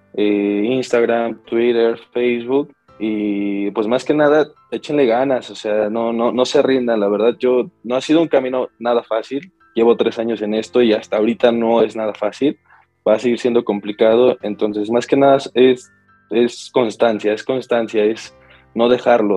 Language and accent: Spanish; Mexico; yo soy mexicano, 100% mexicano